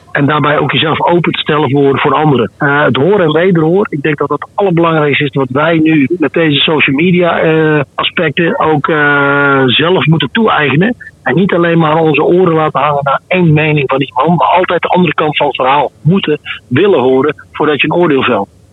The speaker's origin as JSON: {"language": "Dutch", "country": "Netherlands", "said": "in wat voor paradijs wij als Nederlanders leven"}